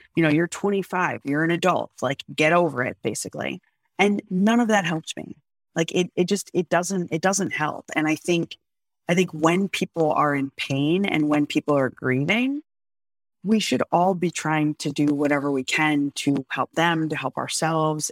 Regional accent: United States; I'm still an American

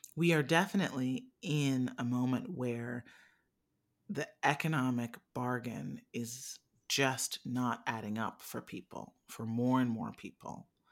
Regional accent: Midwest, United States; I was born in the Midwest

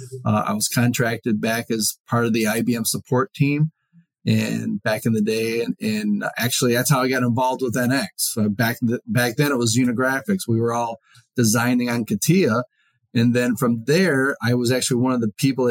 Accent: Detroit, Michigan, United States; moved away as an adult; born and raised in Detroit area

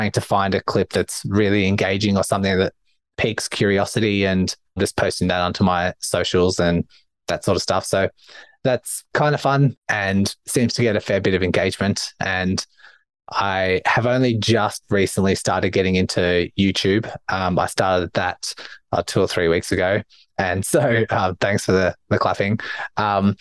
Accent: Australia; accent: Australian; my Australian accent

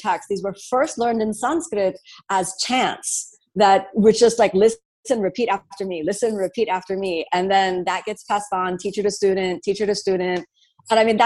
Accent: Miami, Florida, United States; moved away as an adult; also born or lived in New York City; I'm from Miami

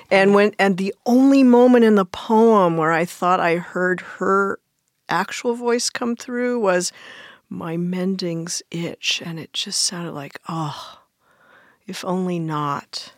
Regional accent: United States; also born or lived in Belleville, Illinois; now in Hawaii, United States; I grew up in the D C suburbs

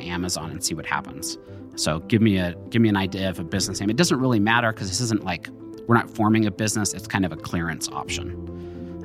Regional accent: Jerome, Idaho, United States; also born or lived in Utah; I grew up in Jerome. I was born in Utah.

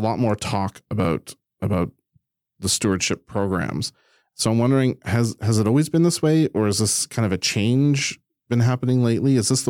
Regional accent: Prince Edward Island, Canada; I grew up on Prince Edward Island.

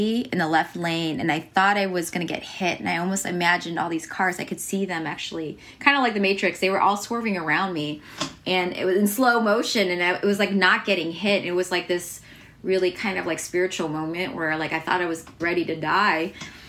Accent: United States; As a Korean American, like being born here

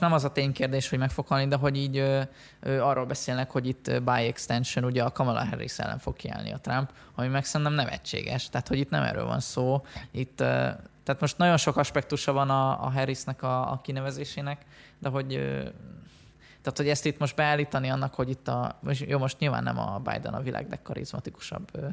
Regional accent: Western Hungary, Hungary; also born or lived in Budapest; now in Vienna, Austria; mi ketten, ugye Nyugat-Magyarországról jövünk

